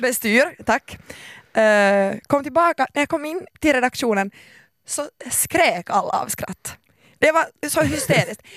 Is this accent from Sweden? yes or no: no; Finland; jag är finlandssvensk